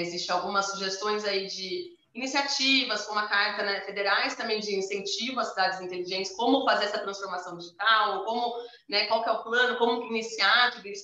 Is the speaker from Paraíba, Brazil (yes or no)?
no; Campinas, São Paulo, Brazil; eu moro, a gente, né, nós somos de Campinas aqui